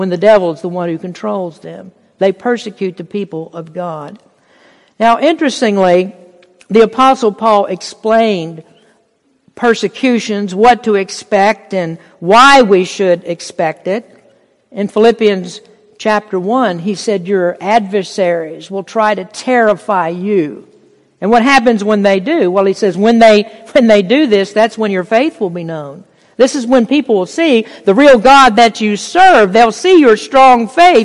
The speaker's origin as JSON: {"language": "English", "country": "United States", "said": "We're blessed as American Christians"}